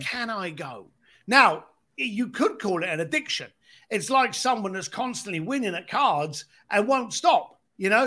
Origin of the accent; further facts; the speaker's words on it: London, United Kingdom; growing up in East London on a building site